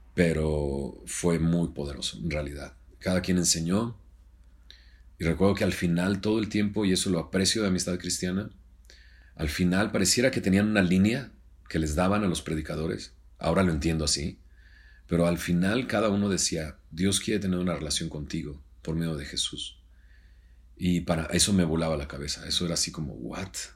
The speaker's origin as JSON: {"language": "Spanish", "town": "Monterrey", "region": "Nuevo León", "country": "Mexico", "also_born_or_lived": "Scranton, Pennsylvania", "said": "soy de Monterrey, soy del 74"}